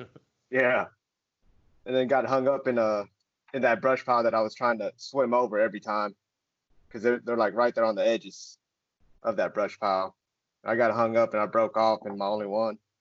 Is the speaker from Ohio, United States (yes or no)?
no; Murfreesboro, Tennessee, United States; grew up here in Murfreesboro, Tennessee